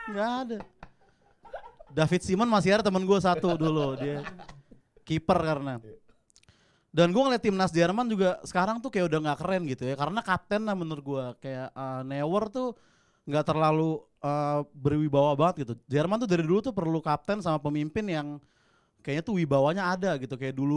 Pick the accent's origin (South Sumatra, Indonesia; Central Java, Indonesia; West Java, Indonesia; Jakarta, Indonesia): Jakarta, Indonesia; Cipete; gue dari Cipete. Terus gue kesini naik pasar ya.